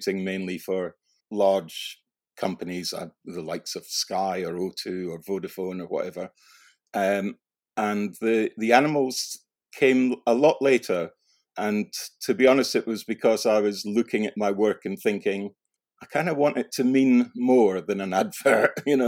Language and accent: English; Scotland, United Kingdom; I moved school quite a lot, and I did have a period of living out in rural Scotland in East Lothian.